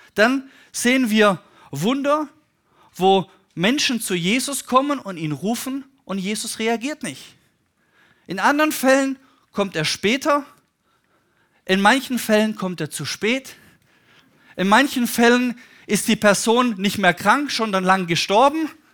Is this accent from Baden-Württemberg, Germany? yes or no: yes; Stuttgart, Baden-Württemberg, Germany; mit meinen Eltern, die auch Pastoren sind, auf einer Konferenz war bei uns in Stuttgart